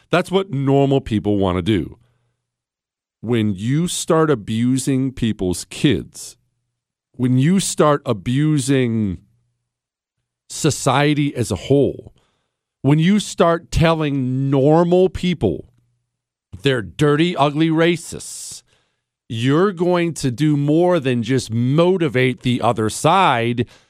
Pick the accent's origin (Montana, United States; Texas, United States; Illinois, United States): Montana, United States; rural; I grew up in Montana. In rural Montana